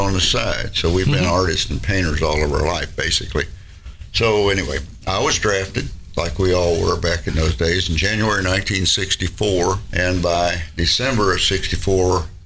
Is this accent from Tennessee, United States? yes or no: yes; Goodlettsville, Tennessee, United States; now in Gallatin, United States; I grew up in Goodlettsville